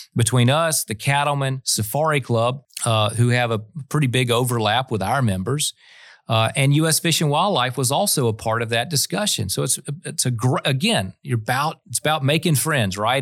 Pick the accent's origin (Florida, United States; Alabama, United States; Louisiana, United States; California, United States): Florida, United States; Florida, my home state